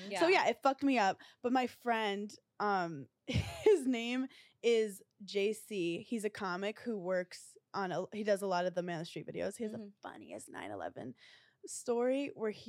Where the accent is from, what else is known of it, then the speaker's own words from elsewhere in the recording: New York City, New York, United States; as a New Yorker, like, I'm from Brooklyn, New York